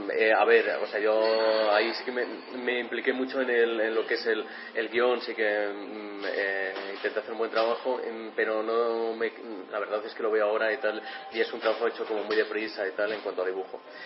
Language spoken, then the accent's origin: Spanish; Valladolid, Castile and León, Spain; yo soy de Valladolid y en aquella época pues tendría como 16 17 años